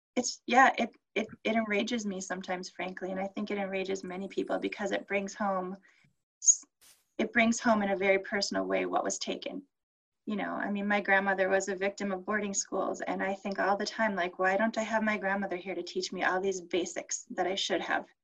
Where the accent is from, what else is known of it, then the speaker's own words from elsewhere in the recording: Minneapolis, Minnesota, United States; moved away as an adult; also born or lived in Bemidji, Minnesota; I grew up in South Minneapolis